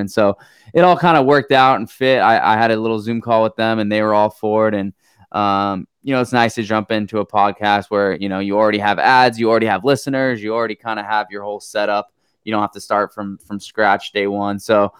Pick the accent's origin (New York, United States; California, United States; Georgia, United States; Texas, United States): California, United States; San Diego; Patrick Henry, San Diego, that community is where I am.